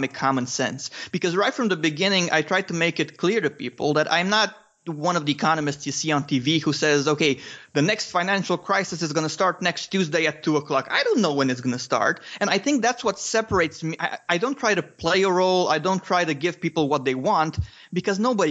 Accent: Romania; English is a second language; I'm from Romania. I still live in Romania

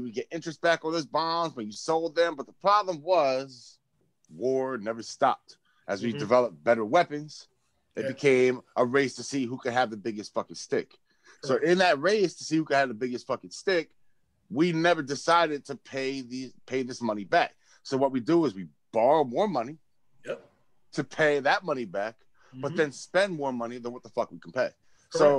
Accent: New Brunswick, New Jersey, United States; Yo, I came from New Brunswick.

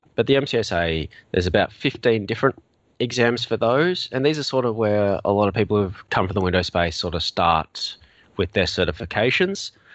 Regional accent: Australia; accent: Australian; now in Melbourne, Australia; as you may have already guessed from my accent, I'm Australian.

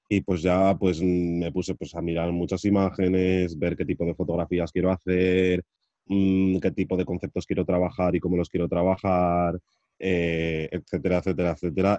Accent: Madrid, Community of Madrid, Spain; soy de Madrid de toda la vida

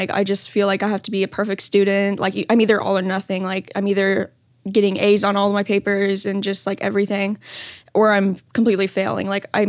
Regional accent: Pearland, Texas, United States; I am 16. I'm from Pearland, Texas.

